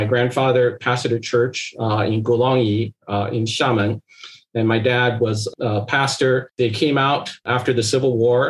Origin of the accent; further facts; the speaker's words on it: Seattle, Washington, United States; I'm always stuck because I can't give a single answer is like I'm from Seattle.